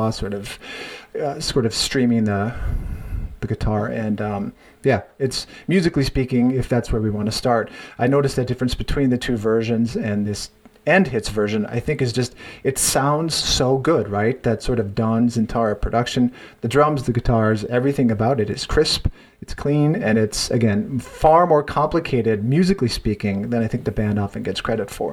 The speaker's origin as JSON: {"language": "English", "region": "North Dakota", "country": "United States", "tie": "born or raised there", "said": "growing up in North Dakota, there um, in the you know, 80s and 90s"}